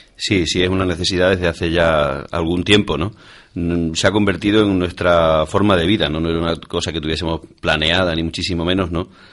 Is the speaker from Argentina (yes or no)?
no; Almaraz, Extremadura, Spain; el Ayuntamiento de Almaraz, ¿no? el, que es mi pueblo